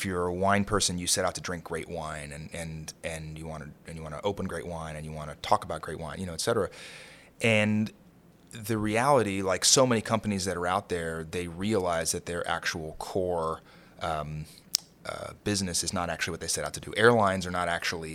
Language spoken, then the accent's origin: English; Kentucky, United States; moved away as an adult; also born or lived in San Francisco / Aspen / Santa Fe / Martha's Vineyard; now in New York, United States; I grew up in Kentucky, you know, definitely a blue-collar family